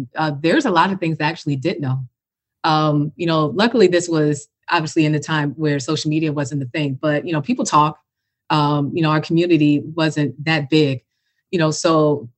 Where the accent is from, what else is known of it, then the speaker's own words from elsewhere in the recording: Chicago, Illinois, United States; now in Atlanta, United States; I'm born and raised in Chicago